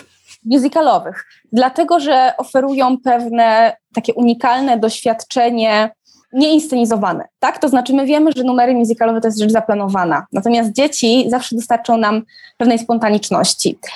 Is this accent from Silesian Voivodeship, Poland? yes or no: yes; Katowice, Silesian Voivodeship, Poland; ja się wychowałam dokładnie na tym osiedlu. Widać moje bloki w filmie